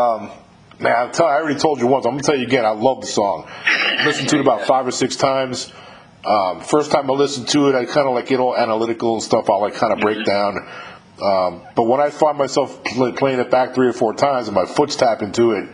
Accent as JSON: {"language": "English", "region": "New York", "country": "United States", "tie": "born or raised there", "also_born_or_lived": "California", "moved": "as an adult", "said": "I was raised about 30 minutes away from you in New York"}